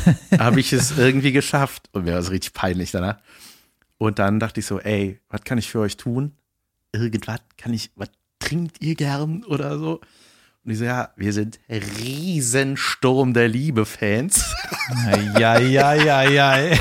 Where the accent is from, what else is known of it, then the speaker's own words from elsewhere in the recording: Germany; als Deutscher